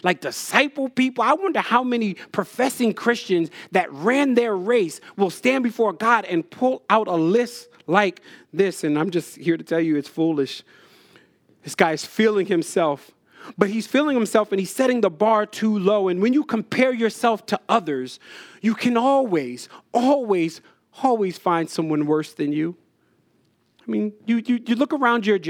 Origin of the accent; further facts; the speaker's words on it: New Jersey, United States; When I was a kid, I grew up in Jersey